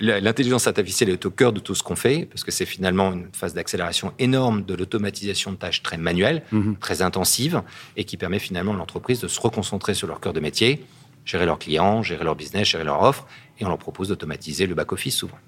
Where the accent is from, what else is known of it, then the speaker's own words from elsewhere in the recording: Gassin, Provence-Alpes-Côte d'Azur, France; moved away as an adult; also born or lived in Paris / California; je suis né à Gassin. Et euh, j'ai fait comme mes études à Paris